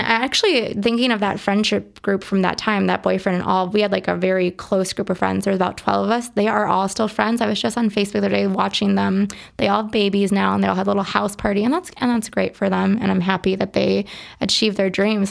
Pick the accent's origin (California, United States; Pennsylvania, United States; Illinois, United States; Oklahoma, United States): Illinois, United States; Berwyn; also born or lived in Lockport, Illinois / Dubai; now in Chicago, United States; I grew up in Berwyn, the Berwyn Sisto area. Um, for my high school years, I lived in Lockport